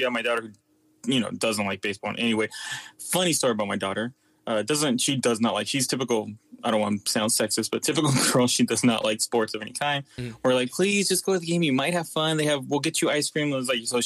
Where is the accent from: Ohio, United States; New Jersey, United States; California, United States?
California, United States; Los Angeles; I'm from Los Angeles